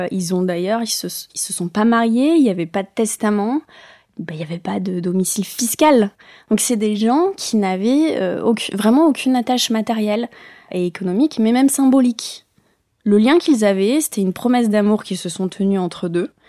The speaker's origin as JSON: {"language": "French", "town": "Bayonne", "region": "Nouvelle-Aquitaine", "country": "France", "tie": "born or raised there", "also_born_or_lived": "Spanish Basque Country", "said": "Moi, je suis native de Bayonne, mais après, on a vite gravité Pays Basque, mais côté espagnol, donc on est passé de l'autre côté de la frontière."}